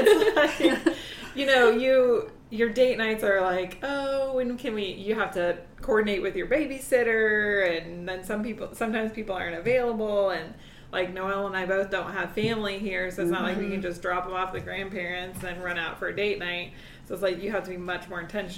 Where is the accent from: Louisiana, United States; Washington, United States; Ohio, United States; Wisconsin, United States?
Wisconsin, United States; moved away as an adult; I am originally from Wisconsin, and when I graduated college, I moved